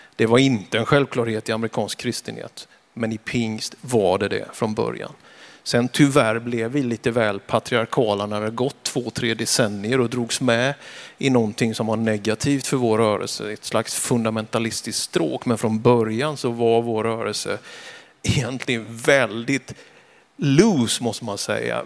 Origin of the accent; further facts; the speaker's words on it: Vetlanda, Jönköping County, Sweden; now in Västerås, Sweden; Jag är född i Vetlanda kommun, en liten by som heter Björkeby, 1971